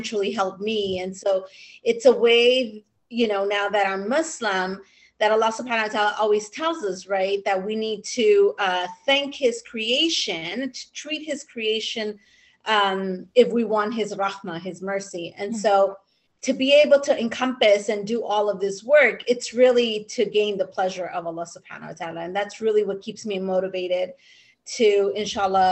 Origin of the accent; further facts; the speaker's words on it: California, United States; also born or lived in Mexico; I was raised in California.